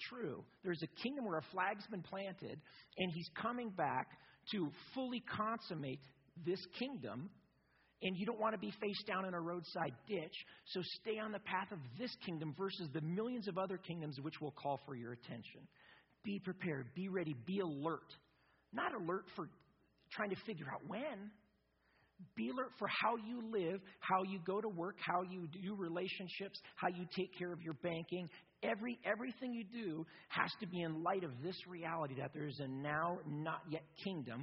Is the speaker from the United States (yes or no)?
yes; United States; I'm an American